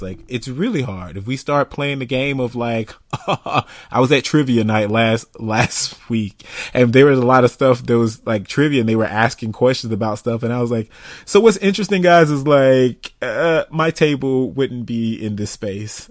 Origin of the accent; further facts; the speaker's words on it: United States; I'm American.